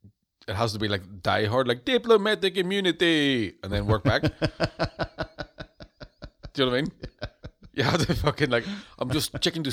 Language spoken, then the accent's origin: English; Birmingham, West Midlands, United Kingdom; accent: Brummie; I'm from Birmingham.